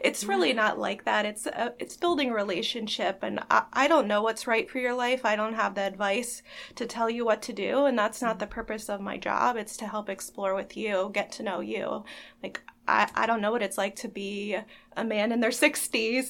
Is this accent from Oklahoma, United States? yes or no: no; Elizabethtown, Pennsylvania, United States; I am also from Elizabethtown and kind of just ended up staying here.